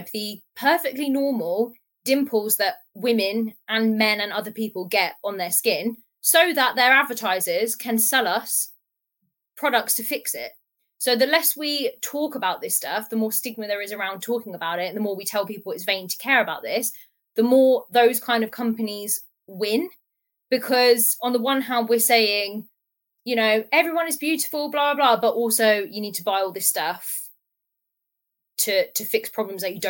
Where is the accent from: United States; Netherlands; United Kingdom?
United Kingdom; Portsmouth, South East England; I'm from Portsmouth